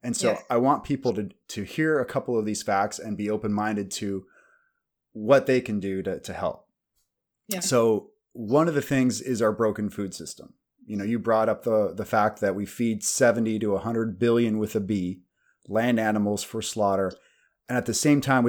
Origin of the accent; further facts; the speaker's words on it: Kansas, United States; I'm from Kansas in the Midwest